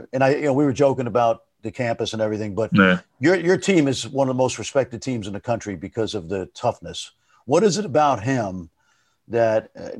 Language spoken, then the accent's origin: English; New York City, New York, United States; I'm from Brooklyn, and so it's gritty.